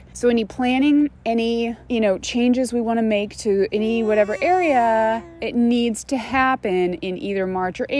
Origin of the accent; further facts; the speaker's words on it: Phoenix, Arizona, United States; moved away as an adult; now in Northeast, United States; I grew up in Phoenix